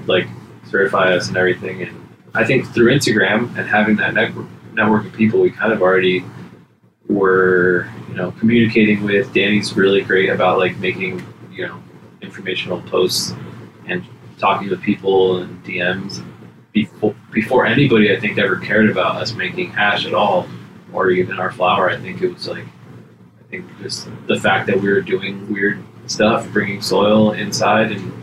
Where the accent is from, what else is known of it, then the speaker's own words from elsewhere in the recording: Los Angeles, California, United States; I'm originally from here. I'm just from